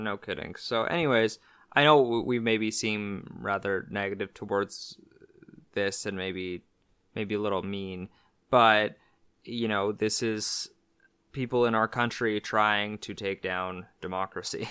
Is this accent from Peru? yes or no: no; Canada; being Canadian, uh, for me was a sense of pride